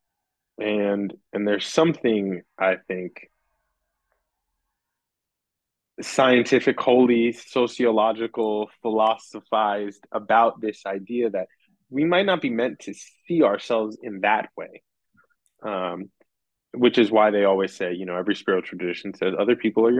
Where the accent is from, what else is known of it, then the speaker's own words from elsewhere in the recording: New York, United States; born and raised in New York